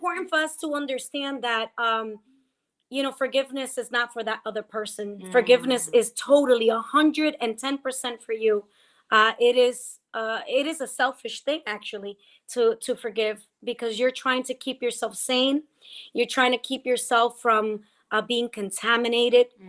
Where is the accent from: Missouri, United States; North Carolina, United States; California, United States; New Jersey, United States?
New Jersey, United States; West New York; from West New York, New Jersey, my hometown